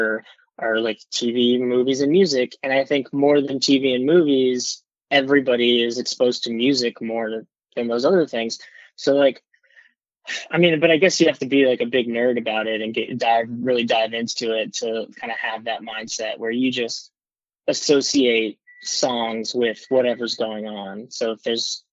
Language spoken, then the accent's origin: English; South Texas, United States; moved away as an adult; also born or lived in Los Angeles / Nashville / Corpus Christi; now in New York, United States; I grew up in South Texas where I didn't have a scene